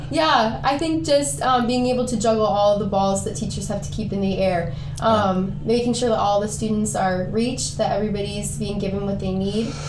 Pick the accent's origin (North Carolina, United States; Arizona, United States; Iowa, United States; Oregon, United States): Iowa, United States; Decorah; we're all from Decorah, Iowa